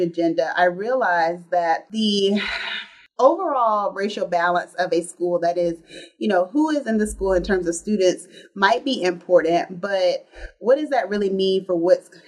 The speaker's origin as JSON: {"language": "English", "region": "South Carolina", "country": "United States", "tie": "born or raised there", "said": "I am originally from South Carolina."}